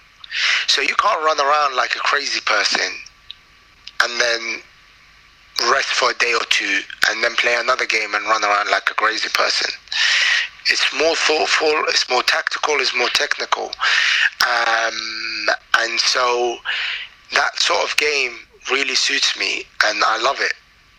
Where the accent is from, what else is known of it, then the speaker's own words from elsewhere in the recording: Iraq; And at the end of the day, it's my home country, man. I was born there, grew up there. My language was becoming better.